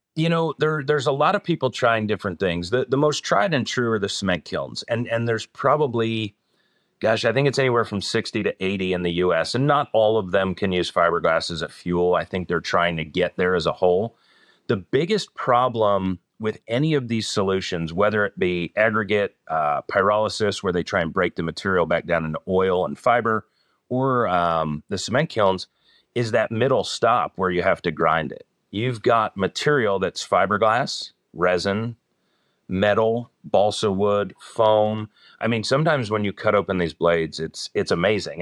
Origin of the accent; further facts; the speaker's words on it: Northern New Jersey, United States; moved away as an adult; now in Rocky River, United States; I'm originally from the East Coast, Northern New Jersey, but I've been in this area for about twenty-three years